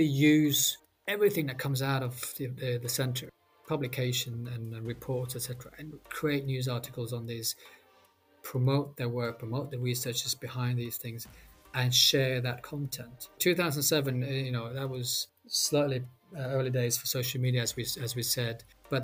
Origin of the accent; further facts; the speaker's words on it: Bergen, Vestland, Norway; moved away; my hometown back in Norway, Bergen